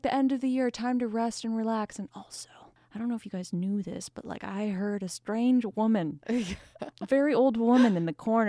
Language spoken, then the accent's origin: English; Oklahoma, United States; I'm extremely jealous because I grew up in Oklahoma.